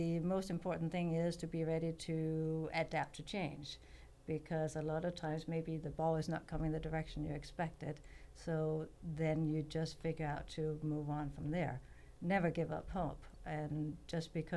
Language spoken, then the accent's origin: English; Denmark; moved away as an adult; also born or lived in California; now in Oakhurst, United States; I grew up in Denmark, and when I was 21, I hitchhiked around the world to figure out where I wanted to live